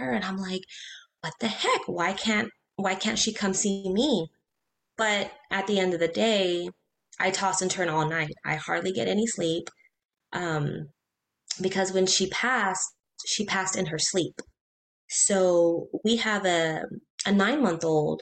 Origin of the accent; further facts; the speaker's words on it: Corpus Christi, Texas, United States; also born or lived in Beaumont, Texas; So we're born and raised in Corpus, moved to Beaumont for work